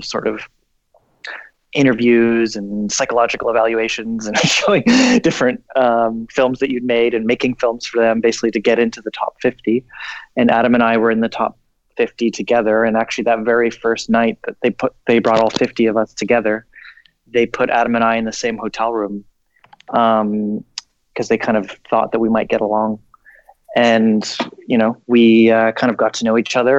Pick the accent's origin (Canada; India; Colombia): Canada; I was born in Canada and didn't go to film school